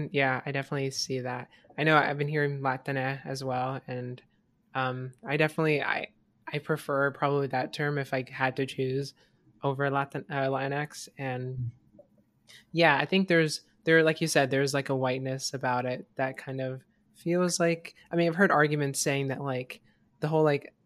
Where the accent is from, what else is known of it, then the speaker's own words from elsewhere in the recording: Fort Myers, Florida, United States; I lived in Fort Myers, Florida, like the suburbs of Fort Myers, Florida. I get that's not really the suburbs. It's the poor area outside of Fort Myers.